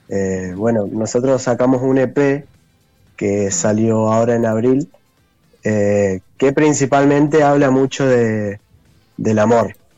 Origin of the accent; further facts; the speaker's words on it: Cutral Có, Neuquén, Argentina; now in General Roca, Argentina; el bajista, el guitarrista líder y yo somos de Cutralco